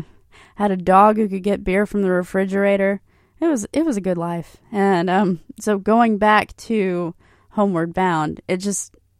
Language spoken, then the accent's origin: English; Hilton Head Island, South Carolina, United States; the houseboat that I grew up on Hilton Head Island. And I'm currently there now